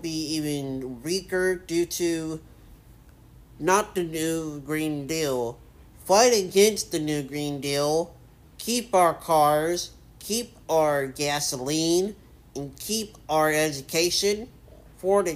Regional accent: United States; We are Americans.

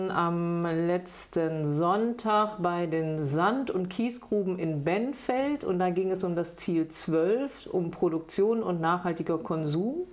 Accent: Bad Lippspringe, North Rhine-Westphalia, Germany; Ich komme aus Bad Lippspringe. Bad Lippspringe ist ein schöner Ort mit ganz viel schützenswerter Natur drumherum.

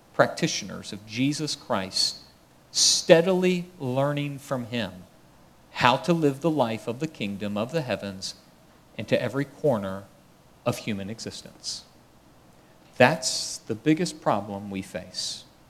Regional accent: United States; I'm American

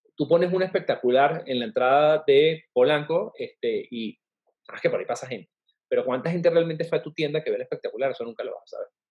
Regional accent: Venezuela; now in Mexico; en México, siendo venezolano en un país que no es el mío

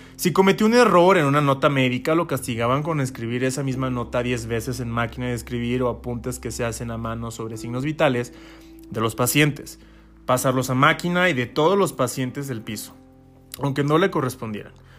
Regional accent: San Luis Potosí, Mexico; Yo soy de San Luis Potosí

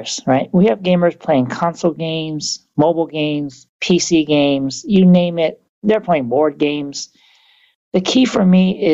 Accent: Vietnam; now in United States; I grew up in Vietnam

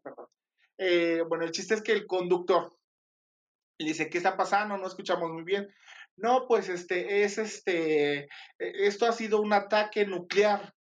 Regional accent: Mexico; soy mexicana y chingona

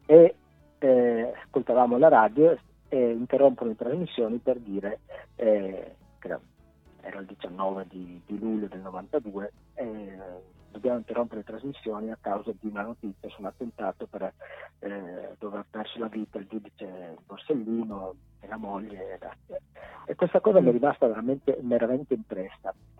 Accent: Pordenone, Friuli-Venezia Giulia, Italy; nato e cresciuto a Villanova

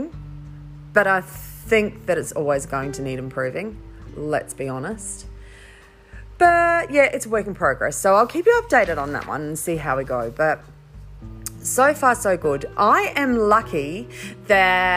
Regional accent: Riverland, South Australia, Australia; also born or lived in Mackay, Queensland; I spent all of my teenage years growing up in the Riverland

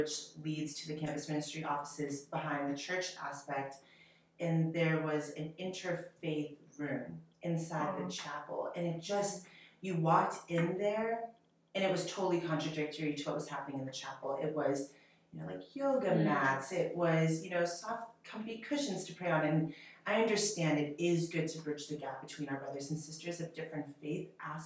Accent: New England, United States; I am from the New England area

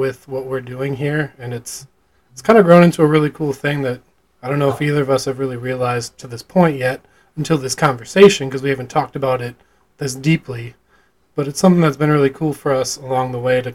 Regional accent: Illinois, United States; my hometown where I grew up

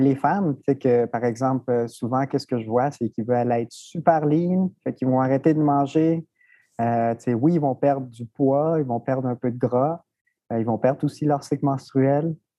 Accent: Rimouski, Quebec, Canada; also born or lived in Mexico; now in Montreal, Canada; je suis arrivé à Rimouski à l'âge de 7 ans. Donc, je suis originaire du Mexique

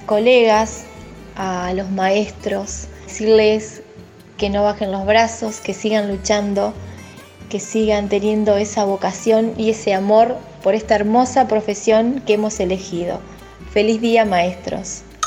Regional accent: Gualeguay, Entre Ríos, Argentina; trabajo en el departamento Islas, pero vivo en Gualeguay, soy de Gualeguay.

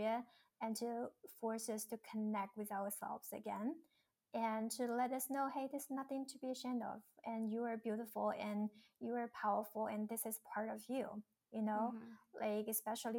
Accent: China; moved away; Growing up in China

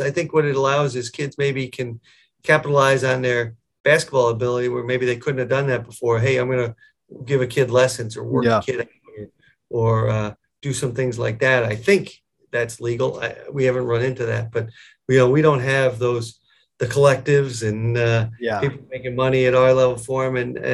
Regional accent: Connecticut, United States; moved away as an adult; also born or lived in Buffalo area, New York; now in Buffalo, United States; I grew up down in Connecticut, about 7 hours from here.

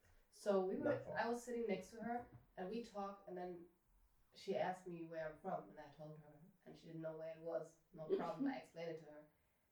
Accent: Eritrea; moved away; I'm from Eritrea, East African.

